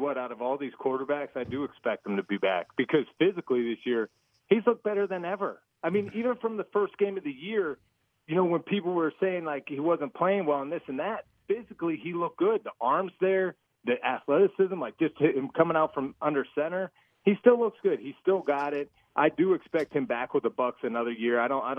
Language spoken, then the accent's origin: English; Pittsburgh, Pennsylvania, United States; finish my career in my hometown.